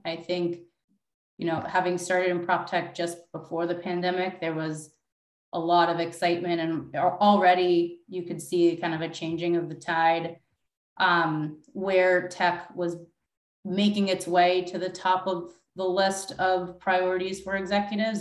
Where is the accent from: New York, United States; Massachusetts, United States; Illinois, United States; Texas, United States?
New York, United States; my hometown of New York